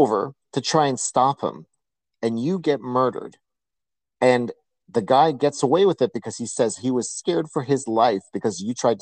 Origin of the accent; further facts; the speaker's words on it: New York City, New York, United States; I grew up in New York City